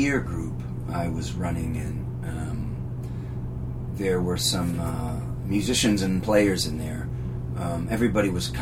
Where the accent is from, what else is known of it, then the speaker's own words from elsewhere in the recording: Leominster, Massachusetts, United States; I'm from outside of Worcester County, Massachusetts. So I'm from a town called Leominster, Massachusetts.